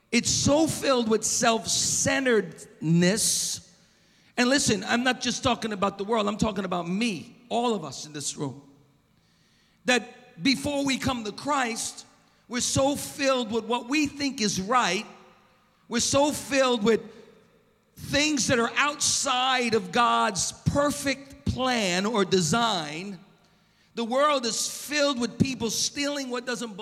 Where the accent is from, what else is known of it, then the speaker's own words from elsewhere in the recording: Long Beach, United States; moved away as an adult; now in Oceanside, United States; I grew up in Long Beach, And I love Long Beach. I mean, I live in Oceanside now